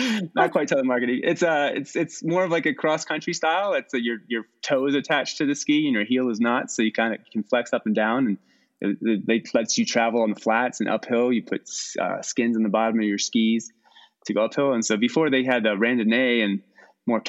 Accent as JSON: {"language": "English", "region": "East Coast", "country": "United States", "tie": "born or raised there", "also_born_or_lived": "Virginia / Colorado", "moved": "as an adult", "lives_now": "Eastern Sierra, United States", "said": "I grew up on the East Coast outside of D.C., suburbia out there"}